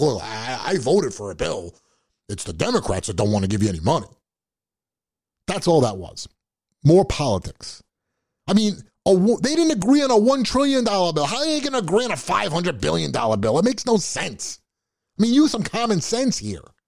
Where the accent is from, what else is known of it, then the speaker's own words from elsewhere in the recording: United States; I'm an American